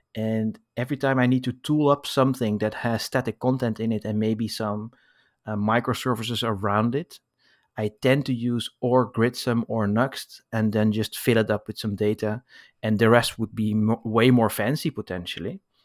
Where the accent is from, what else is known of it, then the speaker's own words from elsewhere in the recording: Amsterdam, North Holland, Netherlands; now in Paris, France; I was born in Amsterdam, but now I live in Paris